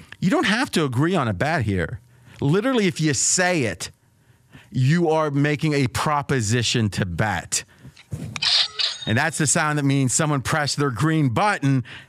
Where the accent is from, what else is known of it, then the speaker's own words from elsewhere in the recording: Ohio, United States; I grew up in Ohio.